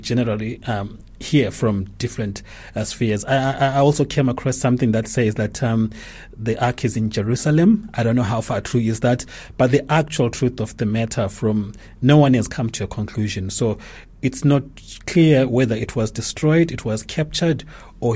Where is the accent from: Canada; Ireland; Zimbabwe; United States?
Zimbabwe; moved away as an adult; now in Australia; I'm from Zimbabwe. So I moved to Australia in December last year